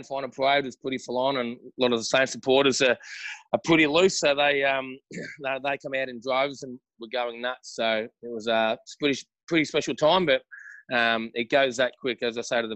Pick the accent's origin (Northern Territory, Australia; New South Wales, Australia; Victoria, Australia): Victoria, Australia; Mount Evelyn / Rowville area; I was brought up in Montana South